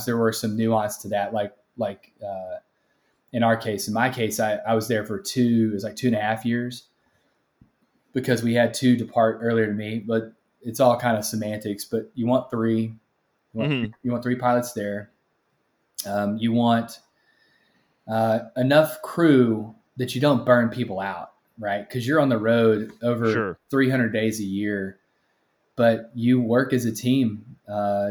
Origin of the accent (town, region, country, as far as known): Texas, United States; born or raised there